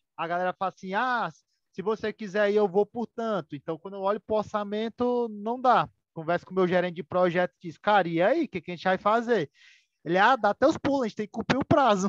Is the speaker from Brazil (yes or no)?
yes; Ceará, Brazil; sou aqui do estado do Ceará